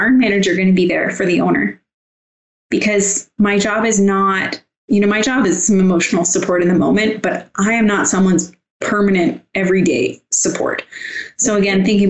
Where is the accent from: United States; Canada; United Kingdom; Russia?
Canada; I'm from Canada